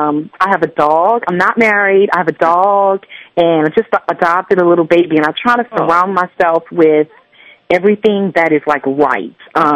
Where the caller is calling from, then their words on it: Lafayette, Louisiana, United States; I'm from Lafayette, Louisiana.